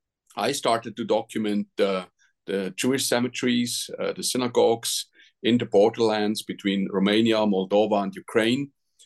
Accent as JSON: {"language": "English", "country": "Switzerland", "said": "Now, I'm from Switzerland."}